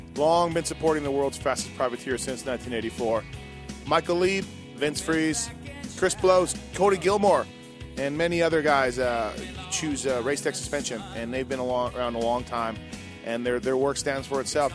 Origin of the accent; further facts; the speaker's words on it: Canada; now in United States; I'm Canadian, so I'm not fully American